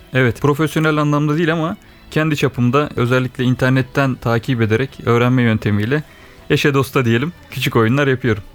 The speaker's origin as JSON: {"language": "Turkish", "region": "Ankara", "country": "Turkey", "tie": "born or raised there", "also_born_or_lived": "Eskişehir", "said": "Ankara doğumluyum."}